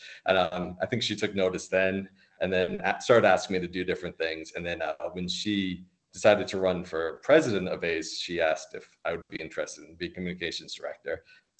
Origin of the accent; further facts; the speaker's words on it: Rhode Island, United States; moved away; we're from Rhode Island originally